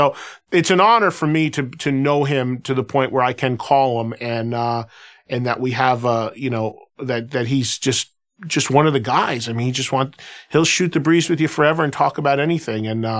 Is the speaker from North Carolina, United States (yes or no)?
no; New York, United States; growing up in the New York, New Jersey market my whole life